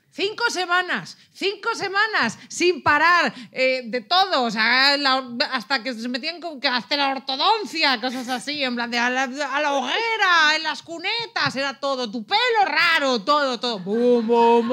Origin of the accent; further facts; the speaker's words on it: Ávila, Castile and León, Spain; now in Barcelona, Spain; soy de Ávila, que nieve desde noviembre hasta abril